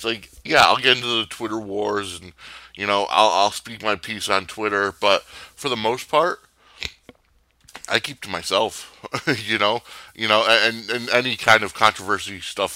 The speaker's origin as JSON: {"language": "English", "region": "Connecticut", "country": "United States", "tie": "born or raised there", "said": "Growing up in Connecticut"}